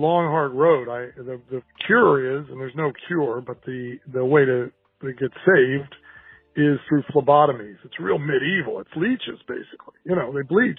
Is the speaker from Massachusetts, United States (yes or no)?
no; Portland, Oregon, United States; I'm from Portland, Oregon